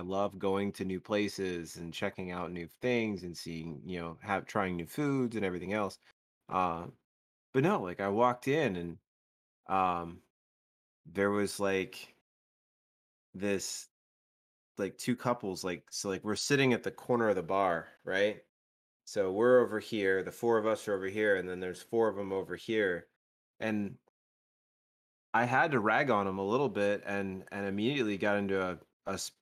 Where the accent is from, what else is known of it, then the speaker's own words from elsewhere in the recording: United States; being an American. Being a United States citizen